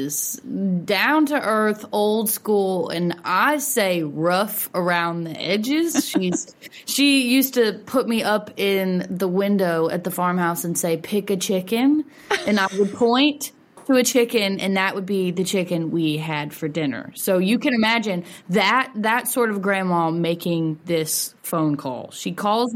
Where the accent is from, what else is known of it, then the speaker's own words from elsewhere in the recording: California, Missouri, United States; moved away as an adult; now in Nashville, United States; I definitely wouldn't take growing up there back or way for anything